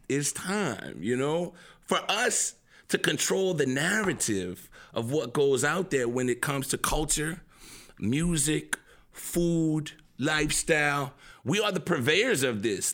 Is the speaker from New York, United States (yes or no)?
no; New Orleans, Louisiana, United States; I'm seven ward down